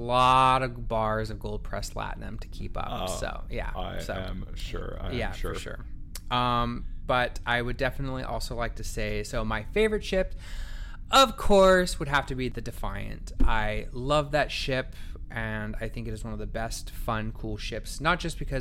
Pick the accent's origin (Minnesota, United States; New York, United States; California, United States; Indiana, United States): California, United States; Northern; I'm from Northern California, lived in Southern California for the last 15 years, but I've actually in the meantime kind of dabbled in other parts of the country